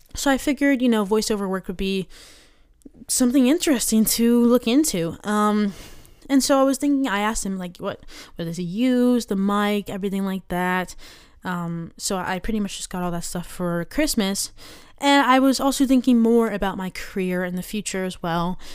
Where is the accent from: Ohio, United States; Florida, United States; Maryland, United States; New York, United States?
Maryland, United States; I'm from Maryland.